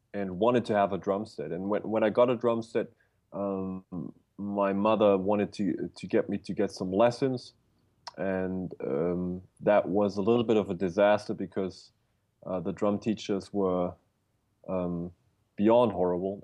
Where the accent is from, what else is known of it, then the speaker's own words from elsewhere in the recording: Bavaria, Germany; I was born in a little village in Bavaria, Germany.